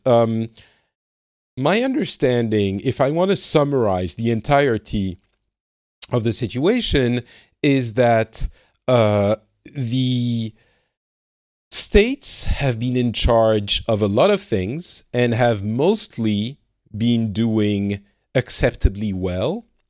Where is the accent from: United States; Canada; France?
France; now in Finland